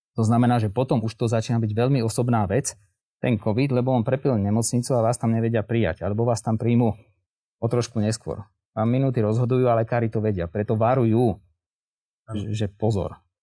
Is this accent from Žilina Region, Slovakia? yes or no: yes; Žilina, Žilina Region, Slovakia; Ja som teda zo Žiliny